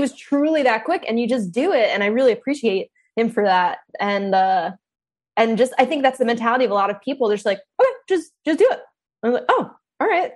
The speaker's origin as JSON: {"language": "English", "town": "New York City", "region": "New York", "country": "United States", "also_born_or_lived": "Brooklyn", "moved": "as an adult", "lives_now": "Austin, United States", "said": "I'm like from New York City, from that area."}